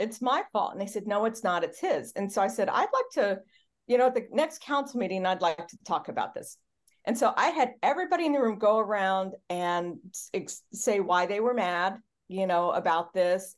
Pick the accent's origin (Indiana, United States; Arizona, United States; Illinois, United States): Illinois, United States; Charleston; moved away; also born or lived in Sacramento; I was born in Charleston, Illinois in December